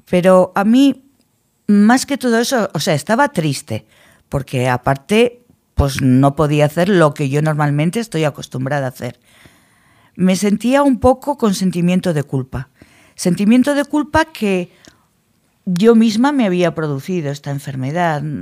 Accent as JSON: {"language": "Spanish", "town": "Logroño", "region": "La Rioja", "country": "Spain", "said": "somos de Logroño"}